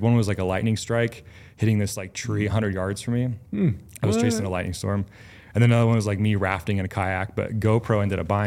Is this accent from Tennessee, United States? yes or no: no; Oregon, United States; I grew up in Oregon